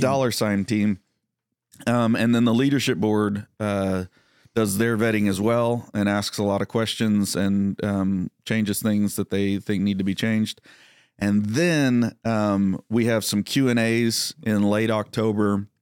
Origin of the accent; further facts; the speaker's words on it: Texas, United States; growing up in Texas